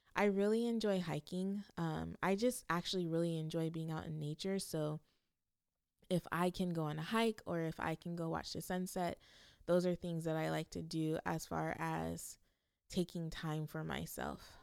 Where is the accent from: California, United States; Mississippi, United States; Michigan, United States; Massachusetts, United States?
California, United States; growing up in California